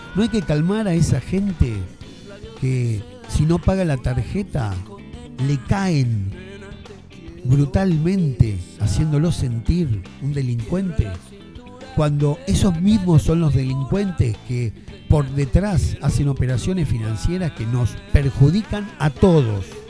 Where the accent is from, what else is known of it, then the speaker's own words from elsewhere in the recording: Argentina; somos argentinos